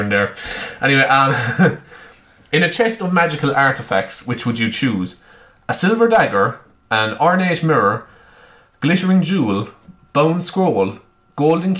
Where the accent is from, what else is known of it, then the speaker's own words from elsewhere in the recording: Ireland; I'm Irish. I'm very patriotic